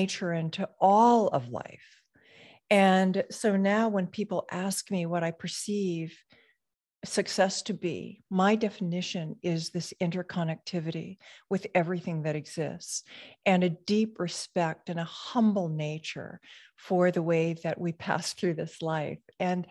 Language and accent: English; Hawaii, United States; So I was born in a very, very small rural community in Hawaii, and surrounded by sugarcane fields and plantation workers that were mostly immigrants.